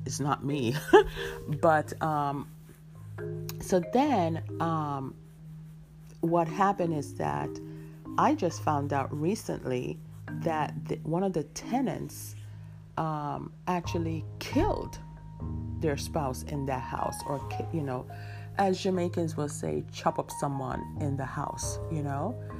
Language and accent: English; New York, United States; I have a friend that we grew up with in New York